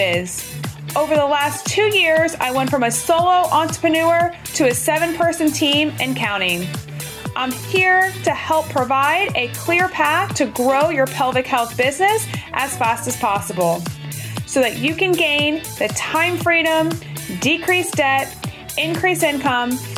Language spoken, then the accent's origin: English; Atlanta, Georgia, United States; I'm from Atlanta and I'm from that area.